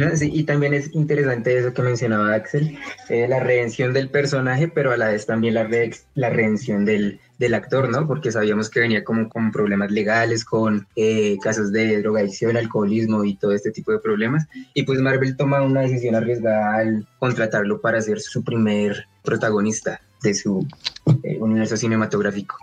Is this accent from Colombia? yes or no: yes; Bogotá, Colombia; soy de Bogotá, Colombia